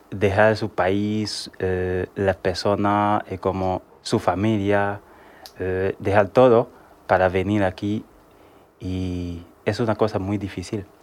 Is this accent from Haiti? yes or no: yes; Haiti; moved away as an adult; now in Spain; tengo 27 años, soy de Haití. De Haití. Eh, llevo aquí en España eh, un año